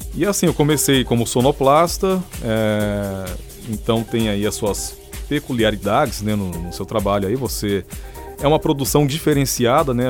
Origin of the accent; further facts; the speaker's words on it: São José dos Campos, São Paulo, Brazil; Jovem Pan São José dos Campos, que é a minha cidade natal